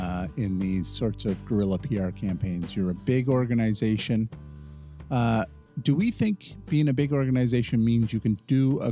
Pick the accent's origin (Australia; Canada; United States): Canada